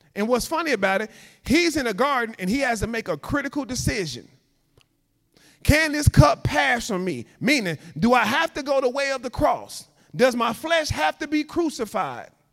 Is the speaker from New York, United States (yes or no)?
no; Chicago, Illinois, United States; moved away as an adult; also born or lived in Louisiana; I'm from Chicago. I'm used to 4 million people